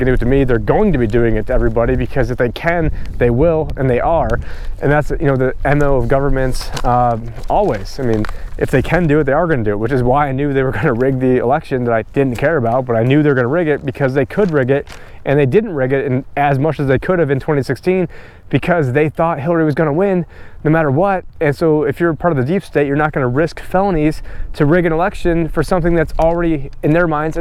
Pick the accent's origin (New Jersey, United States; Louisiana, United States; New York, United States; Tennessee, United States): New York, United States; moved away; me growing up in New York